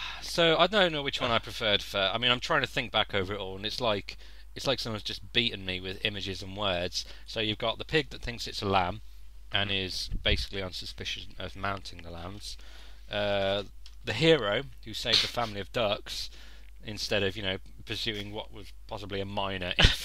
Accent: Birmingham, West Midlands, United Kingdom; But I mean, it's in Birmingham. I'm from Birmingham originally. I'm not going to pass judgment. Brummies are lovely folk. I still hold on to bits of my accent

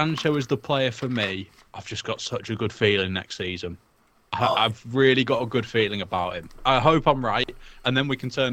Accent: Wales, United Kingdom; also born or lived in England; I grew up in Wales. I've lived in Wales most of my life. I'm English. I was born there.

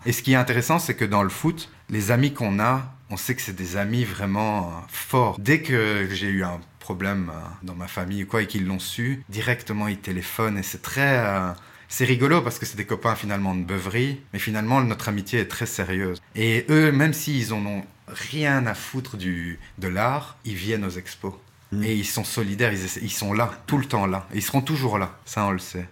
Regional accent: Ixelles, Brussels-Capital Region, Belgium; je suis né à Ixelles. Je suis 100% bruxellois

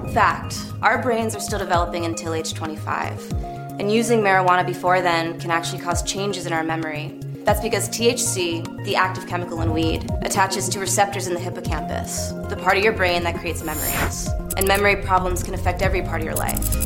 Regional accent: New Jersey, United States; moved away; I'm from the East Coast. I'm from New Jersey originally

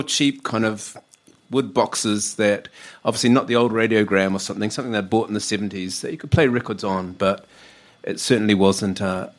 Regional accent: New Zealand; now in United Kingdom; I should confess before anyone kind of twigs it from my accent that I come from down under. Never done. I'm a Kiwi.

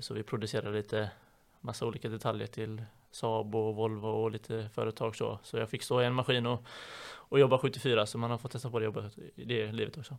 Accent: Partille, Västra Götaland, Sweden; moved away as an adult; also born or lived in Gothenburg; now in Borås, Sweden; där jag kommer ifrån i Partille då så var vi ett gäng ungdomar som var ute varje kväll

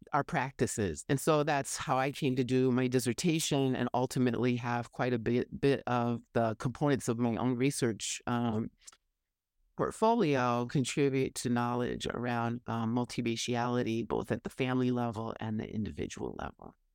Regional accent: Oshkosh, Wisconsin, United States; moved away; also born or lived in Madison, Wisconsin; my hometown of Oshkosh

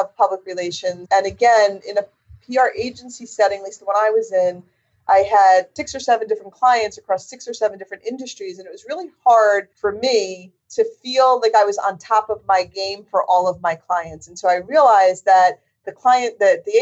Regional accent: New Jersey, United States; I'm born and raised in New Jersey

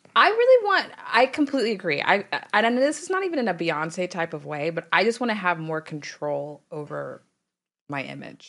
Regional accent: Dallas, Texas, United States; I'm from Dallas

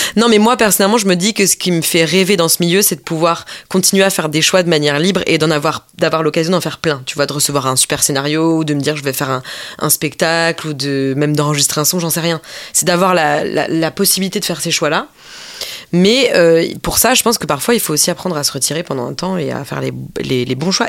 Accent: Mulhouse, Grand Est, France; moved away as an adult; also born or lived in Strasbourg; now in Paris, France; je venais de Mulhouse

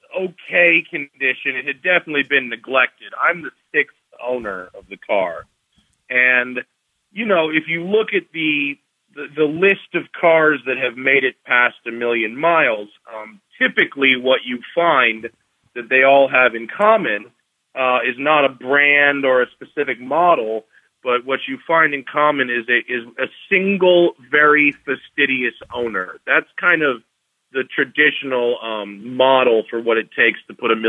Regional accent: Greenwich, Connecticut, United States; moved away as an adult; now in California, United States; I'm from Greenwich, Connecticut

